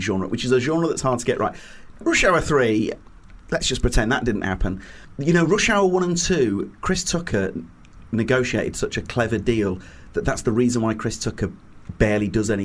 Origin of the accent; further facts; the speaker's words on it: Leeds, Yorkshire and the Humber, United Kingdom; I'm from Leeds